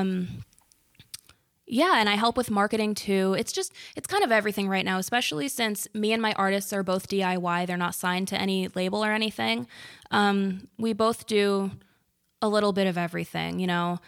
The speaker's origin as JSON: {"language": "English", "town": "Bloomfield", "region": "New Jersey", "country": "United States", "said": "I'm from Bloomfield."}